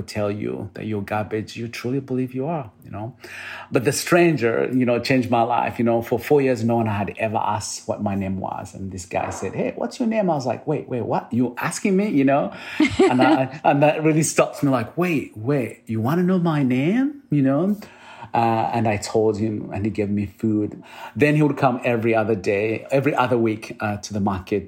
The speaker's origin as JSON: {"language": "English", "country": "Uganda", "tie": "born or raised there", "moved": "yes", "lives_now": "United States", "said": "I'm originally from Uganda, you know, and I was born in a small village. I was born in a place where no one ever told me to dream."}